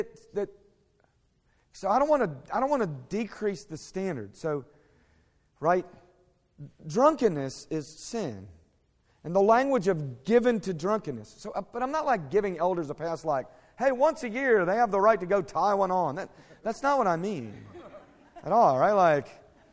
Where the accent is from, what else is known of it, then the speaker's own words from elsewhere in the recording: United States; also born or lived in Fort Worth, Texas; I'm an American. I live in Fort Worth